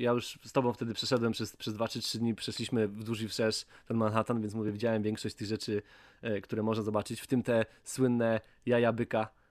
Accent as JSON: {"language": "Polish", "region": "Łódź Voivodeship", "country": "Poland", "said": "ja też jestem z Łódzkiego"}